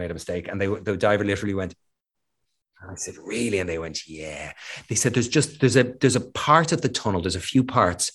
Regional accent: Ireland; Being Irish

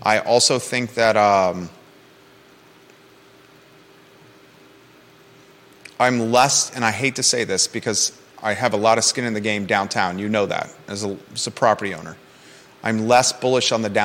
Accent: Williamsburg, Virginia, United States; now in Charlottesville, United States; I grew up in Williamsburg, Virginia

